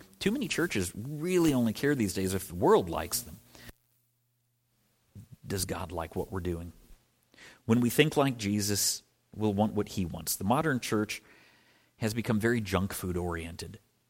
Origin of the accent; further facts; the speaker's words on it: Midwest, United States; All right, that's a Midwest store. I'm from the Midwest. They're everywhere.